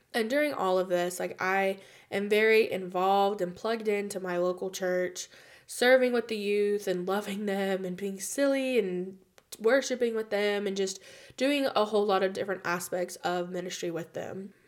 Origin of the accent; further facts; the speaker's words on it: United States; also born or lived in Spain; I'm from America and that was my experience